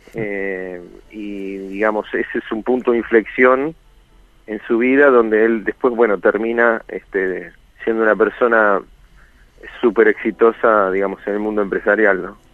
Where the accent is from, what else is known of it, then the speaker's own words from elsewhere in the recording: Argentina; soy un sobreviviente del Regimiento 7, digamos, la unidad con más muertos y heridos del lado argentino